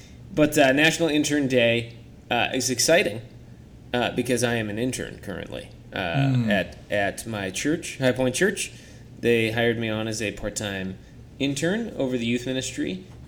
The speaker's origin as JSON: {"language": "English", "region": "Tennessee", "country": "United States", "tie": "born there", "said": "I was born in Tennessee"}